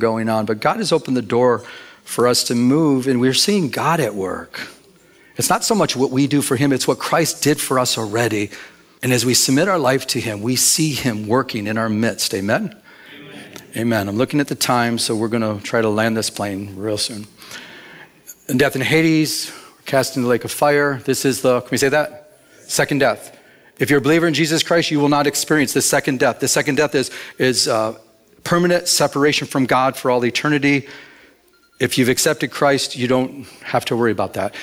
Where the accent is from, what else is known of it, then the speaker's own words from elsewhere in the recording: Michigan, United States; now in Southern California, United States; I'm from Michigan.